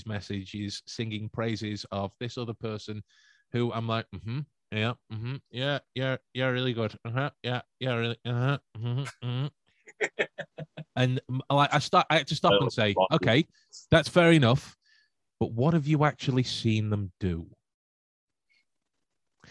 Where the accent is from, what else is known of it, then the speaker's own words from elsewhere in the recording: Stoke-on-Trent, West Midlands, United Kingdom; I'm from Stoke